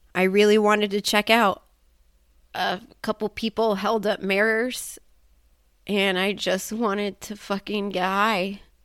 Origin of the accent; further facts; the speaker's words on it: United States; being an American woman with all of this trauma